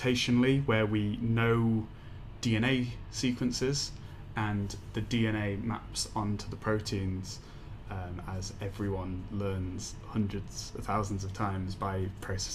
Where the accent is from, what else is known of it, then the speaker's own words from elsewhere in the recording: Leeds, Yorkshire and the Humber, United Kingdom; now in Edinburgh, United Kingdom; I'm from Leeds in England